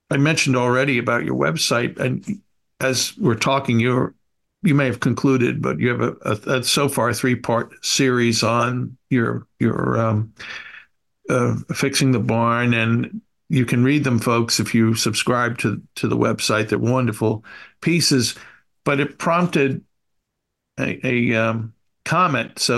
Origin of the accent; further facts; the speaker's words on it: Santa Cruz, California, United States; I grew up in Santa Cruz in the 40s, 50s, and early 60s before US, UCSC was built and decimated our town when it was still a rural quaint little fishing and resort town and Italian retirement community.